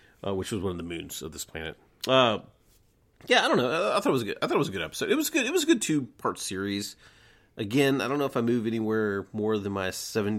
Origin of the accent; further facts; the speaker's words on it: Atlanta, Georgia, United States; All right, so growing up in Atlanta, Georgia, in the 80s and 90s, we had what was called Glow, which is Gorgeous Ladies of Wrestling